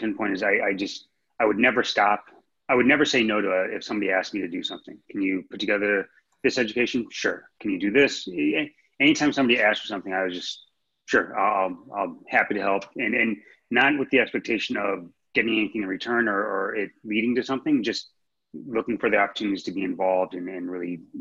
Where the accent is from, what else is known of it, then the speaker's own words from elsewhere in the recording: St. Louis, Missouri, United States; moved away as an adult; now in Los Angeles, United States; I'm originally from St. Louis, Missouri, so I didn't know what Equinox was when I moved out to Los Angeles